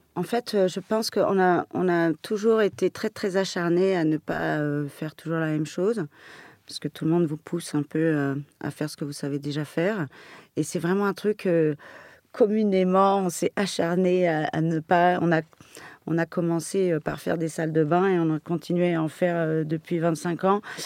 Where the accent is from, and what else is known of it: Paris, Île-de-France, France; born or raised there